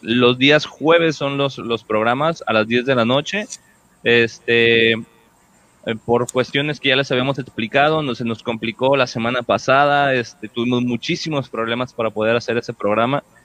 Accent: Puerto Vallarta, Jalisco, Mexico; yo también tuve el cambio así de, rancho a, ciudad. Este, bueno, no es tan grande de Vallarta

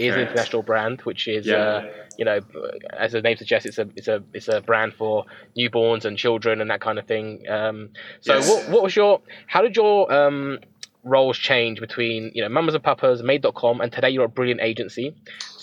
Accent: London, United Kingdom; born and raised in London

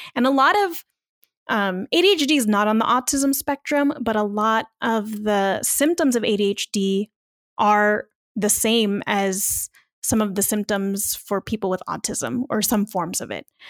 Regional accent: Long Beach, California, United States; moved away as an adult; now in Las Vegas, United States; podcaster based in Las Vegas, but I am originally from Long Beach, California

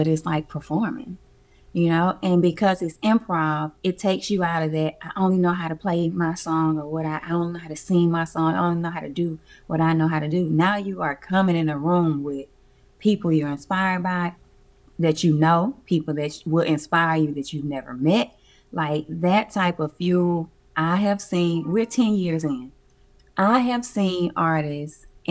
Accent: Alabama, United States; also born or lived in Atlanta; now in Los Angeles, United States; I'm from Alabama. I'm a Southern girl

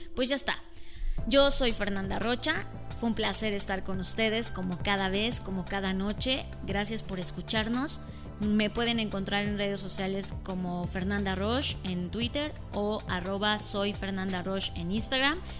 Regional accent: Mexico; los mexicanos somos

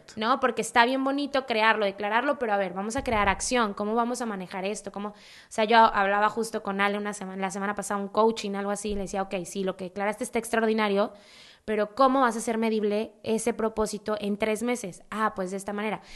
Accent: Mexico City, Mexico; yo soy de Ciudad de México

